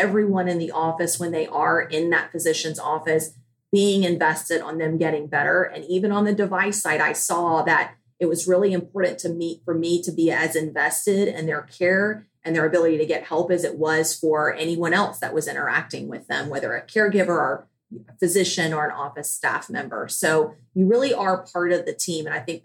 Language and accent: English; Charleston, South Carolina, United States; I am from Charleston, South Carolina.